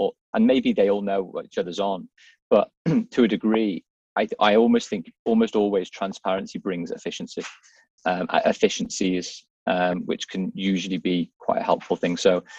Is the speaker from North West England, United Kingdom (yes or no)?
yes; Liverpool, North West England, United Kingdom; I'm from Liverpool.